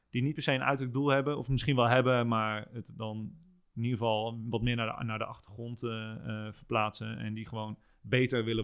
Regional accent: a small village near Apeldoorn, Gelderland, Netherlands; moved away; also born or lived in Amsterdam; ik ben geboren in Apeldoorn. Oké. En ik ben in een klein dorpje in de buurt daar opgegroeid.

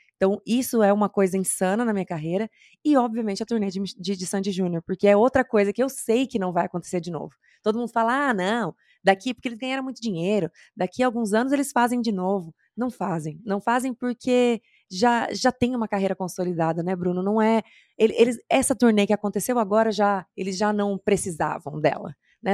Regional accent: interior of Mato Grosso do Sul, Brazil; moved away; Eu sou do interior do Mato Grosso do Sul

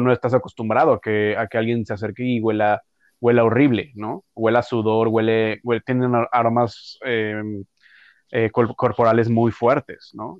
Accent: Mexico City, Mexico; moved away as an adult; now in Toronto, Canada; yo de donde soy, yo soy de la Ciudad de México

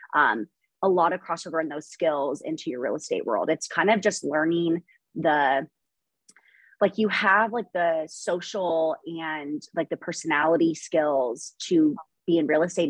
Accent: Idaho, United States; I was born in Idaho. I grew up here.

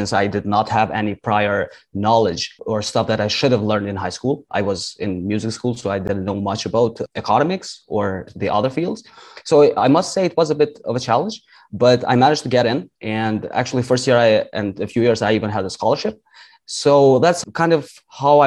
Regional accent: Kosovo; I am from Kosovo

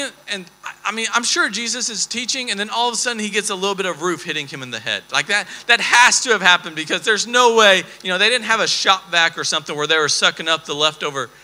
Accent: Texas, United States; we're from Texas

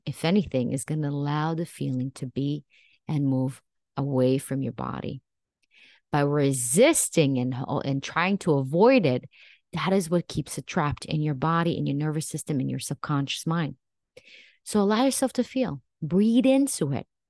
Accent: Israel; moved away as an adult; now in United States; I actually was raised in Israel and I even served in the military for two years.

